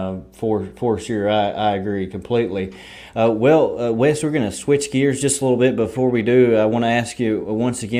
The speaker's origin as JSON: {"language": "English", "town": "Berea", "region": "Kentucky", "country": "United States", "tie": "born or raised there", "said": "I'm from Berea, so grew up there at Richmond Raceway"}